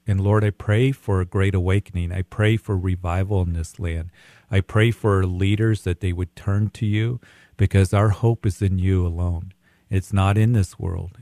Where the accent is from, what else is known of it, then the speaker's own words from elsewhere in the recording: Widefield, Colorado, United States; I grew up in the Whitefield area.